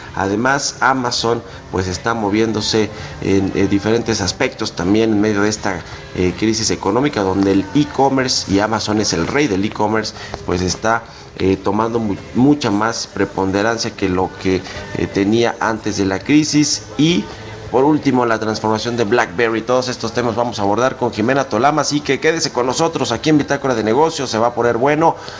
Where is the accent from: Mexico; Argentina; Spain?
Mexico